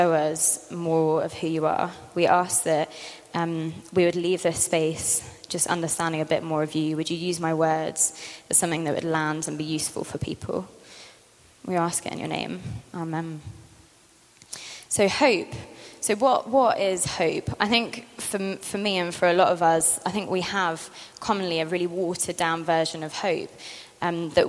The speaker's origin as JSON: {"language": "English", "region": "London", "country": "United Kingdom", "tie": "born or raised there", "moved": "as an adult", "said": "I grew up in London, came here 6 years ago for uni, and then stayed and worked for Central."}